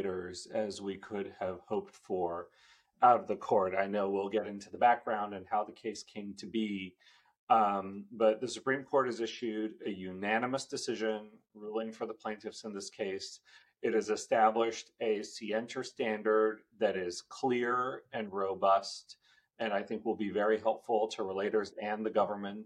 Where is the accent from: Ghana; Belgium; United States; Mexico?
United States; Bay Area, Northern California; also born or lived in India; I grew up in Northern California. My family immigrated in 1984. And we settled in the Bay Area